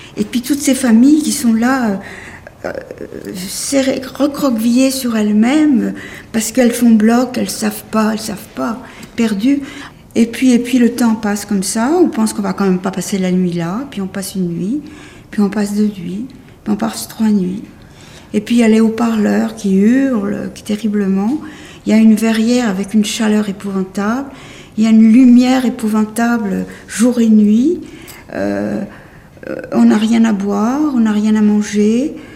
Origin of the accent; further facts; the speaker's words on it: Paris, Île-de-France, France; je suis née à Paris euh, en novembre 1929, pas très loin d'ici